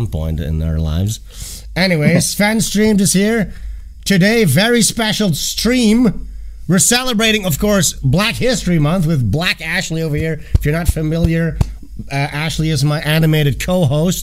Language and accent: English; Amsterdam, North Holland, Netherlands; I'm from the Netherlands, guys. I'm from Amsterdam